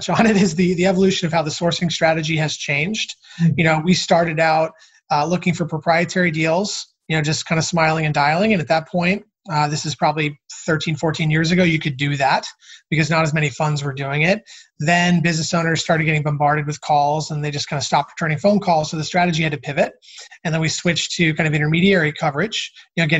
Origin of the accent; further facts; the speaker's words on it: Cincinnati, Ohio, United States; moved away as an adult; also born or lived in Chicago / Newport Beach; I'm actually from Cincinnati, Ohio, originally